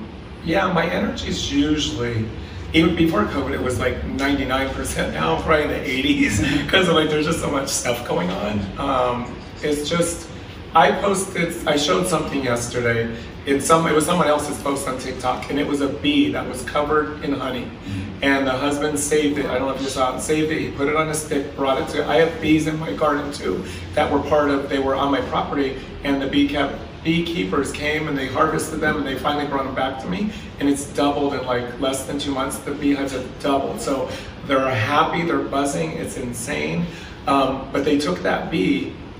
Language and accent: English; Pennsylvania, United States; moved away; Growing up in Pennsylvania